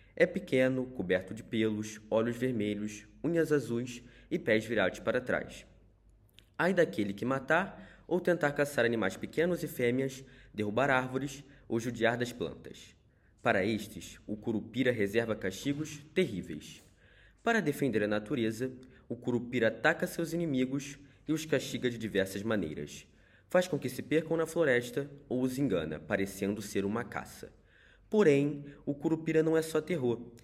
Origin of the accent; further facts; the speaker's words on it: Rio de Janeiro, Brazil; tenho 14 anos e nasci no Rio de Janeiro, Brasil